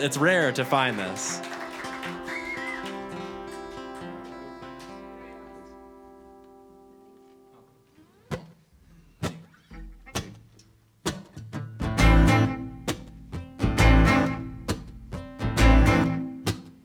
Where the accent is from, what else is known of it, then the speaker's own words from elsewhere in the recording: Traverse City, Michigan, United States; now in Colorado, United States; I'm born and raised in Traverse City, Michigan